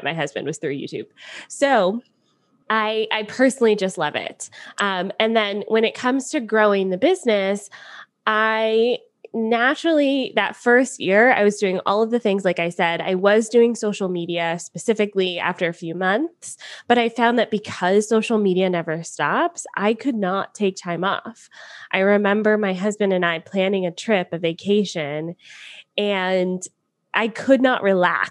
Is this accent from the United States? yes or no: yes; Atlanta, Georgia, United States; moved away as an adult; now in Niagara Falls, Canada; I am from Atlanta originally, and I now live in Niagara Falls, Canada.